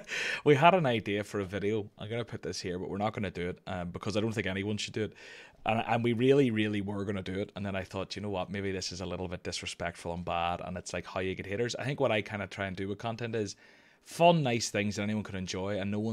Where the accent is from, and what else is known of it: Scotland, United Kingdom